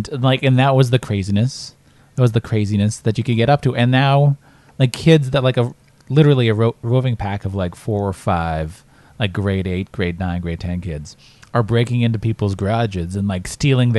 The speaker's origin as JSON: {"language": "English", "town": "Asquith", "region": "Saskatchewan", "country": "Canada", "tie": "born or raised there", "said": "my hometown of Asquith in Saskatchewan right now. Small town."}